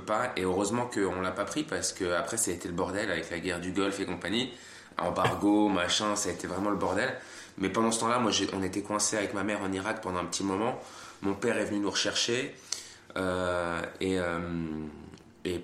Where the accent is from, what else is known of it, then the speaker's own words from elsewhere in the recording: France; moved away; also born or lived in Switzerland; suis né en France.